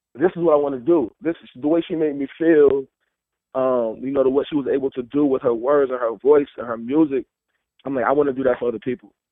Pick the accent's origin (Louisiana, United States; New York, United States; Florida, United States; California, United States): New York, United States; Mount Vernon; also born or lived in Cleveland, Ohio / New Haven, Connecticut; I moved to, to Mount Vernon, New York, when I was eight years old